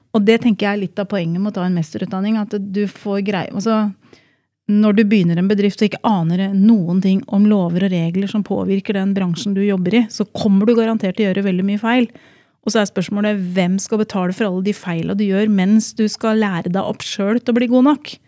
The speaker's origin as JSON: {"language": "Norwegian", "town": "Drammen", "region": "Buskerud", "country": "Norway", "said": "Jeg er jo fra Drammensområdet"}